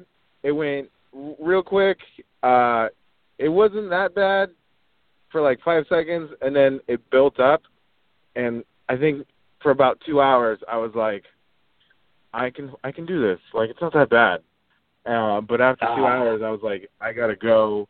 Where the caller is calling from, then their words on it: Oregon, United States; From Oregon, man.